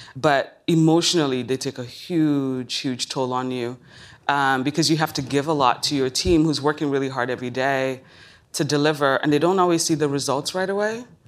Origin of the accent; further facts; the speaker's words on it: Lagos, Nigeria; moved away; I was born in Lagos, Nigeria